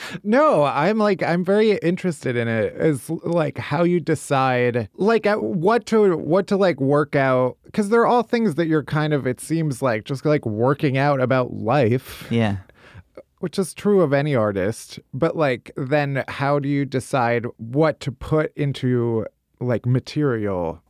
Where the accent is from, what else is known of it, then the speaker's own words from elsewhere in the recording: outside of Chicago, Illinois, United States; now in New York, United States; I'm from outside of Chicago